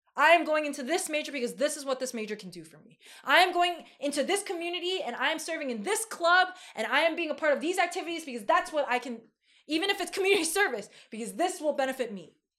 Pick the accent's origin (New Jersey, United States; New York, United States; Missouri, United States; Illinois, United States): New York, United States; I'm from New York